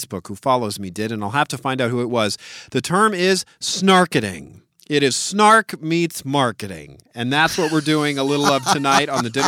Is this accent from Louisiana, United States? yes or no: yes; New Orleans, Louisiana, United States; my hometown of New Orleans.